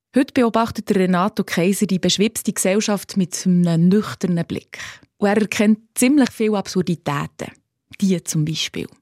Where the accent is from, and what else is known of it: Switzerland